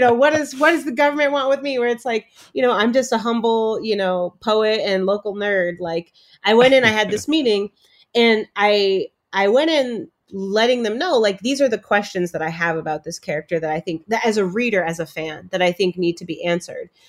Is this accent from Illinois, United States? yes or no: yes; Chicago, Illinois, United States; also born or lived in Cambridge, Massachusetts; I have myself been a Black girl growing up in Chicago